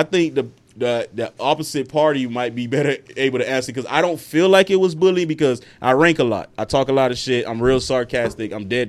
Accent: Miami, Florida, United States; I went to Lakeview. I'm from Lakeside, 116 and 14th. But I went to Lakeview. I was raised around nothing but Islanders and Hispanic people. It wasn't really until I went to Parkway Middle and Opa-locka that I realized I was Haitian.

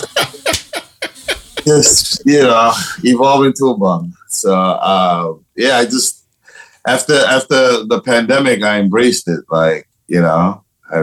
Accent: Panama; first language Spanish; English is a second language; now in New York, United States; I'm originally from Panama. I'm originally from Panama.

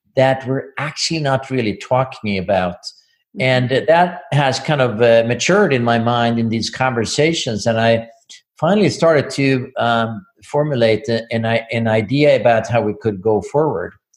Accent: Sweden; moved away as an adult; now in Ann Arbor, United States; I'm from Sweden.

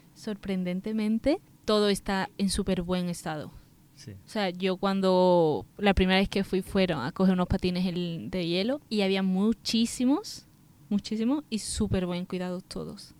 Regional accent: Spain; also born or lived in Dos Hermanas / Seville; yo soy española

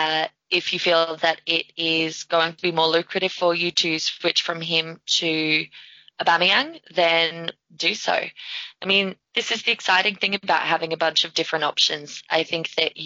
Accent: Australia; I'm Australian.

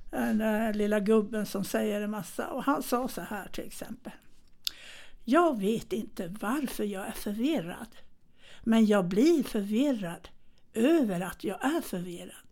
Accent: Gothenburg, Västra Götaland, Sweden; jag föddes ju i Götet då, bodde i Majorna med mina föräldrar.

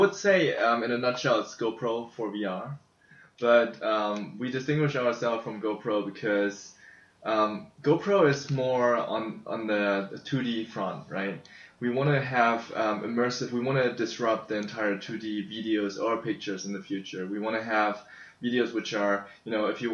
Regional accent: Germany; moved away as an adult; also born or lived in China; now in San Francisco, United States; I was born in China and grew up in Germany

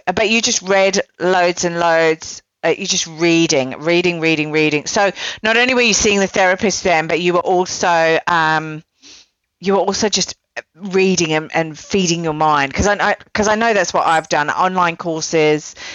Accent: United Kingdom

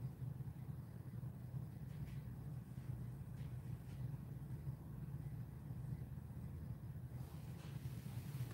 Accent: Oklahoma, United States; also born or lived in Augsburg, Bavaria, Germany; I'm originally from Germany, and when I first came to the States, I grew up in Oklahoma.

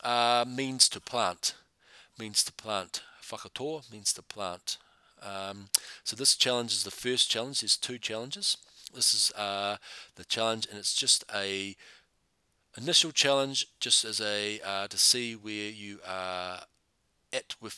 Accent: Taranaki, New Zealand; now in Christchurch, New Zealand; I'm from Taranaki

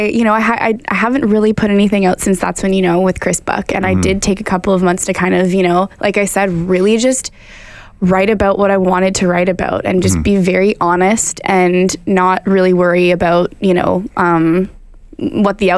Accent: Ottawa, Ontario, Canada; I'm from Ottawa

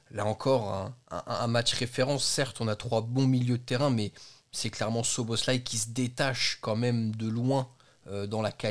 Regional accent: Belgium; le bas blessé je suis belge, je défonce la langue Il française.

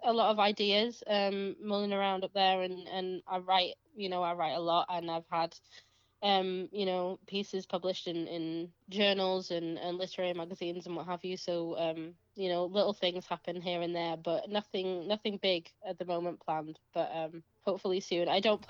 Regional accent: Kendal, North West England, United Kingdom; apart from one in April in my hometown of Kendal, which is

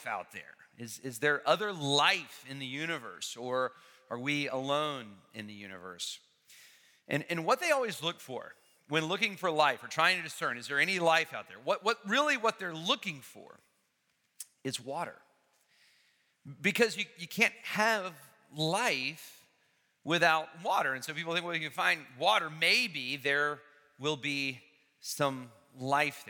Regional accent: Huntsville, Alabama, United States; now in Atlanta, United States; I grew up in Huntsville, Alabama

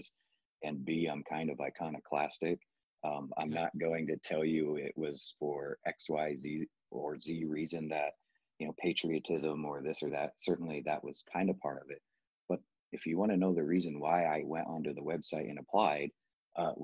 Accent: Midwest, United States; I'm from the sticks in the Midwest

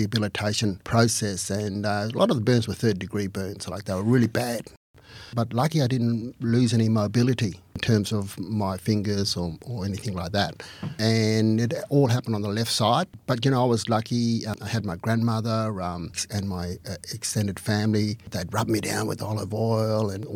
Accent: Alice Springs, Northern Territory, Australia; also born or lived in Aldgate, South Australia; I was born in 1957, then 1958 we came back to Alice Springs

